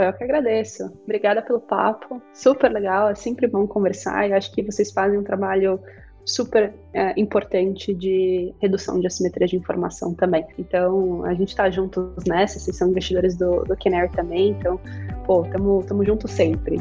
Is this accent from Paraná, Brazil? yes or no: yes; Curitiba, Paraná, Brazil; also born or lived in Toronto, Canada; Eu sou curitibana, Paulo, é, sou, sou engenheira de produção, me formei, me formei em Curitiba